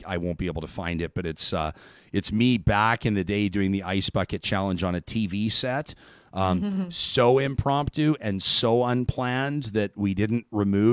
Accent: Calgary, Alberta, Canada; I grew up in Calgary

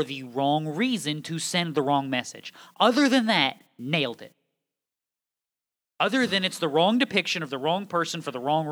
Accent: New England, United States; I'm from New England. We say guys about everybody.

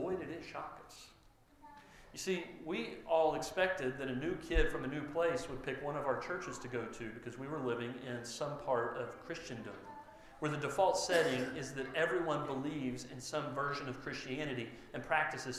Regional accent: Mustang, Oklahoma, United States; I went to Mustang High School and Mustang Schools all growing up here in the west part of the city.

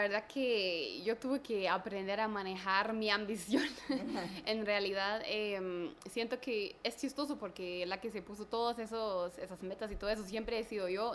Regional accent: Germany; now in Guatemala; yo soy alemana

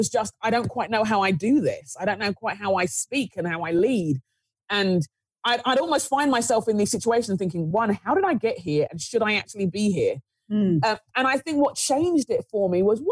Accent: Nigeria; as a Nigerian, as someone growing up in the inner city

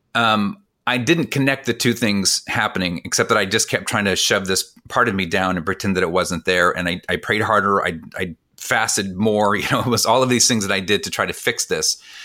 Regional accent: California, United States; I grew up in California, but, but, but we ate like we were from the Midwest

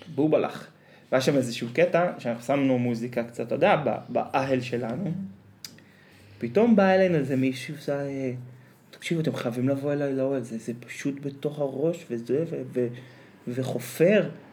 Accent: Northern Israel, Israel; אנחנו צפונבונים, כי אנחנו מהצפון

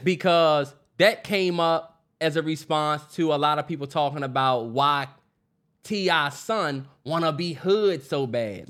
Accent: Upper Marlboro, Maryland, United States; me and Terrence grew up in P G County

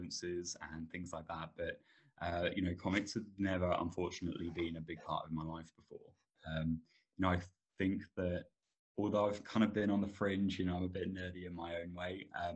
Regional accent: Suffolk, East of England, United Kingdom; I am from a town in a county called Suffolk in England

